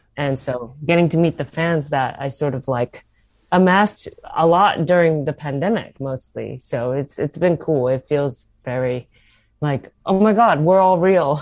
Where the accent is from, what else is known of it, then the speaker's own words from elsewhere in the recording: United States; as an American